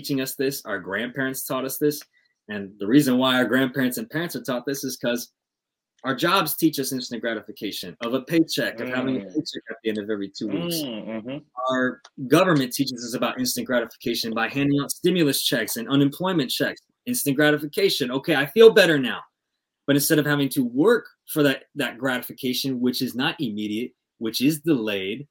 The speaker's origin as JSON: {"language": "English", "town": "Compton", "region": "California", "country": "United States", "said": "I'm from Compton out here"}